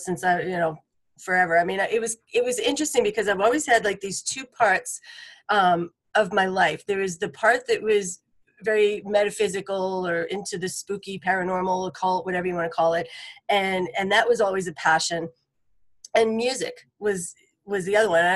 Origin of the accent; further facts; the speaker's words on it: Boston, Massachusetts, United States; moved away as an adult; now in Nashville, United States; I'm from Boston originally. And so I've been here about 20 years now